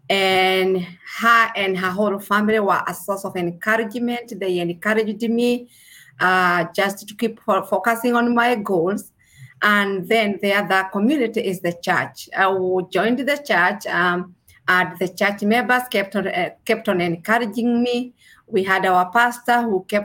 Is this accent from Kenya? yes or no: yes; Kenya; moved away as an adult; now in Kentucky, United States; I originally came from Kenya. I was born in Kenya and I came in the United States of America as an international nurse.